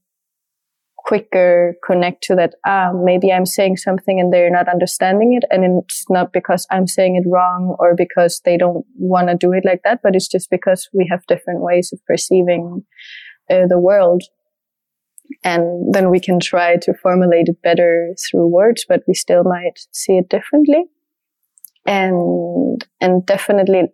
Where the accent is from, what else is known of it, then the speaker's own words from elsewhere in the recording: Denmark; first language French and Danish; English is a second language; moved away; also born or lived in Asturias; my French is my mother tongue from my mother's side, and then Danish from my father's side, and growing up in Denmark